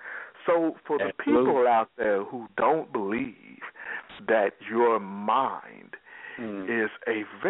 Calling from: Texas, United States; I'm calling from Texas.

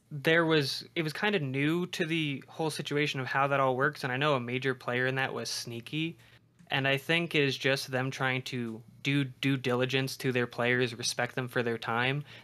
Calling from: Denver, Colorado, United States; Calling from Denver, Colorado.

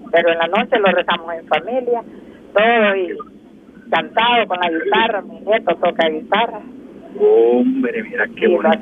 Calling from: San Francisco Gotera, Morazán, El Salvador; De Gotera, de San Francisco

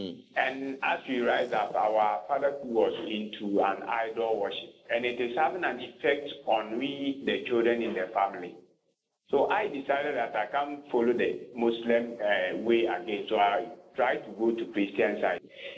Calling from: Kumasi, Ashanti, Ghana; I'm calling from Kumasi.

